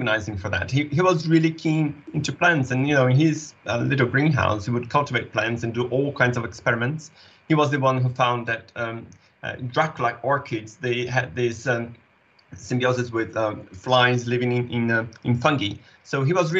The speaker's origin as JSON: {"language": "English", "country": "Brazil", "tie": "born or raised there", "said": "We're both Brazilians. I was born and raised in South America"}